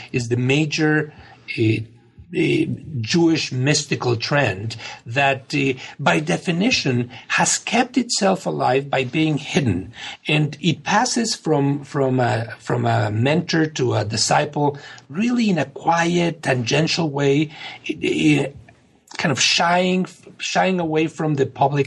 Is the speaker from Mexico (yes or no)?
yes; Mexico; now in United States; when growing up in Mexico